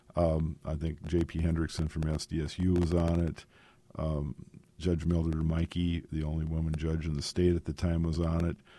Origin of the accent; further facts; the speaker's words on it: Sisseton, South Dakota, United States; moved away; I'm originally from Sisseton